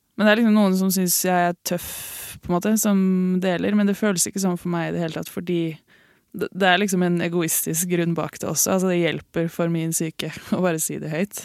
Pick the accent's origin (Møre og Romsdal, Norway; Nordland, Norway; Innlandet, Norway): Innlandet, Norway; Lillehammer; also born or lived in Oslo / Ås, Akershus; Jeg er født i Oslo. Mm. Oppvokst på Ås i Akershus, eller Viken, da. Mm. Og så flytta jeg til Lillehammer da jeg begynte i fjerde klasse, så jeg føler meg egentlig litt som lillehamring